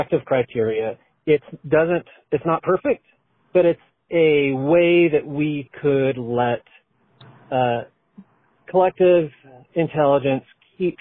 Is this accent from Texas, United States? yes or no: no; Idaho, United States; also born or lived in Chicago, Illinois; now in Colorado, United States; I'm from Idaho, and I have lived in Chicago for about 10 years and now Colorado for about 10 years.